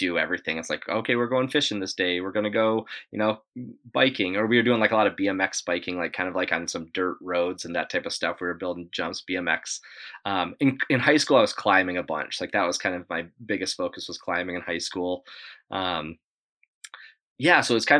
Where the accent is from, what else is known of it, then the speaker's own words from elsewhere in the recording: Evergreen, Colorado, United States; moved away as an adult; also born or lived in Ohio; now in Whitefish, Montana, United States; I grew up in Evergreen, Colorado